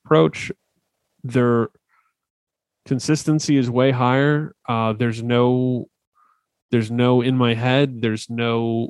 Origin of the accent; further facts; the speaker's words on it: New Jersey, United States; I'm from New Jersey